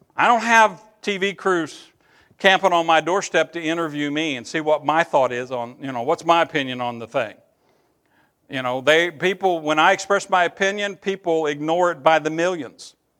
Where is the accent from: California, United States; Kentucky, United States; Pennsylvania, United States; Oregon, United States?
Kentucky, United States; Eastern; I'm from Eastern Kentucky